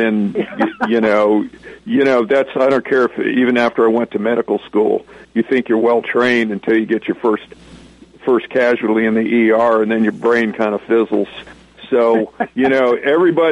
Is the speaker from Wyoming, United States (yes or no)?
no; San Diego, California, United States; also born or lived in Chicago, Illinois; I left for San Diego, California, and became a little California boy